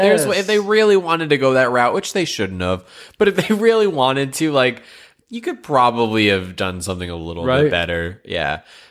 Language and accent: English; Northeast, United States; Yeah, I grew up in the Northeast, so lots of wooded areas.